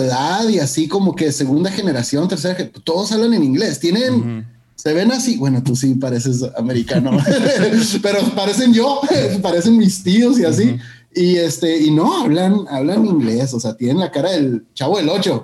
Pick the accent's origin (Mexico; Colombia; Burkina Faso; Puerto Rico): Mexico; Mexicali, Baja California; moved away as an adult; also born or lived in Calexico; now in San Antonio, United States; Como decimos en Mexicali, mi tierra, chilo.